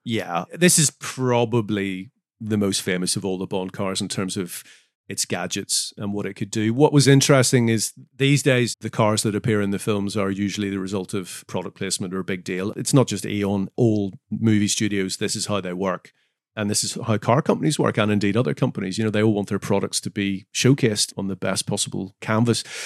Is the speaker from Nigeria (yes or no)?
no; Northern Ireland, United Kingdom; moved away; I'm from Northern Ireland